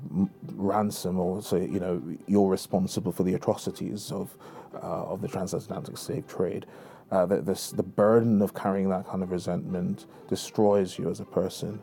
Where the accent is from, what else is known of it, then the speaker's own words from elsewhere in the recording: Jamaica; now in United Kingdom; I'm of Jamaican heritage. I was born there, and I live in the UK